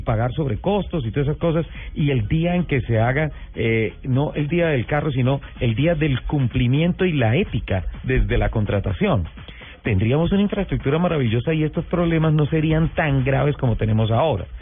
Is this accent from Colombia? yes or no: yes; Colombia; los colombianos también cumplimos